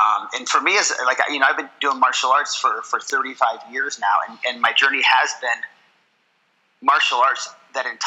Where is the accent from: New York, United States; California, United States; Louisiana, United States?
New York, United States; Watertown; also born or lived in Syracuse, New York; I grew up actually up in Watertown up until I was about 11 or 12 years old, and then we moved to Syracuse.